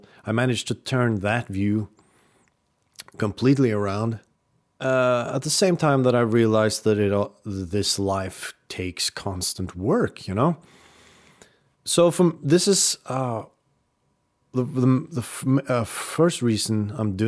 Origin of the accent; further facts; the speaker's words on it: Oslo, Norway; also born or lived in Rykkinn, Norway; we had lived in Oslo, what was it, 5 years? from when I was 5 years old to when I was 10 years old